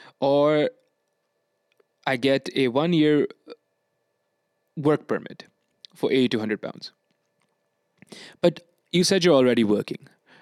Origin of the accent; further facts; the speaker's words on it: Bangladesh; English is a second language; I'm from Bangladesh, basically.